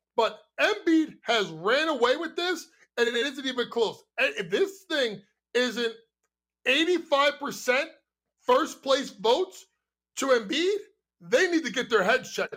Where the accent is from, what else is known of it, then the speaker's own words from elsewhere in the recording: New York, United States; my hometown, New York